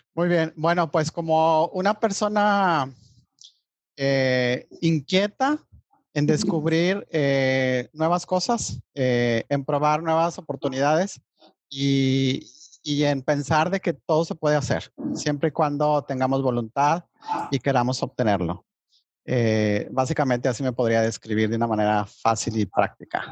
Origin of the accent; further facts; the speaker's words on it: Monterrey, Nuevo León, Mexico; also born or lived in Mexico City; yo soy nacido en Ciudad de México, pero pues he vivido desde los tres años y medio aquí en Monterrey